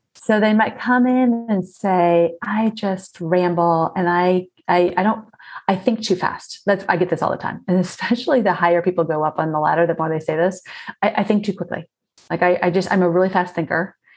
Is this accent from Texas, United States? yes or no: no; South Florida, United States; I grew up in South Florida and we spent so much time outdoors